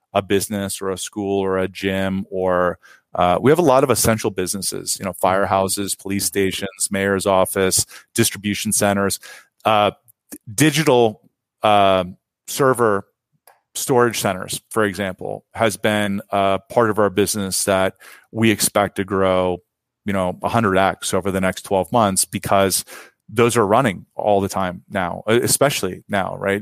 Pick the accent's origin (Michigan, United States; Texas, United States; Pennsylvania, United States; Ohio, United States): Ohio, United States; now in San Francisco Bay Area, United States; I grew up in Ohio